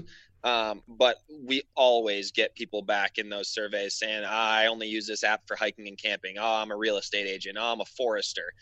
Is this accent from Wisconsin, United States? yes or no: yes; Wisconsin, United States; moved away; also born or lived in Alaska; I grew up in Wisconsin